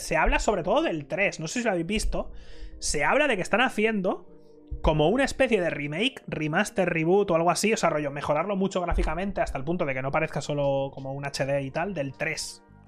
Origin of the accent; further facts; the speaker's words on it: Spain; yo soy el único español